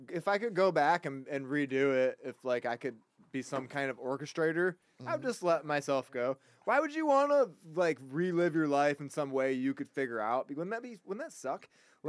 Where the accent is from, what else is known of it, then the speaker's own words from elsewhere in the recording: Toledo, Ohio, United States; I grew up on Toledo water.